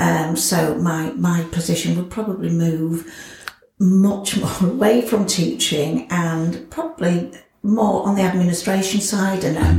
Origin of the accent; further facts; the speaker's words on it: Scunthorpe, Yorkshire and the Humber, United Kingdom; also born or lived in Grimsby; I was born in Grimsby, adopted, um, and brought up in Scunthorpe.